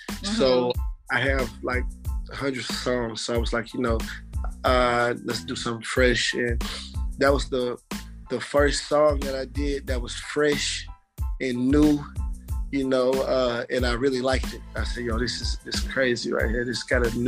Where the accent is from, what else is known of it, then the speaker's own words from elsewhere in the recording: Little Rock, Arkansas, United States; moved away; I'm from Little Rock, Arkansas.